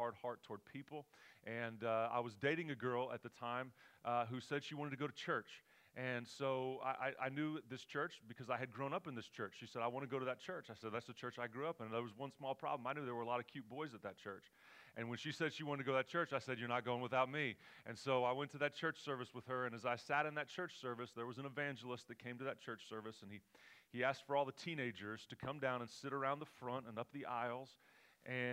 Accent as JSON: {"language": "English", "region": "Oklahoma", "country": "United States", "moved": "as an adult", "lives_now": "California, United States", "said": "We're from Oklahoma."}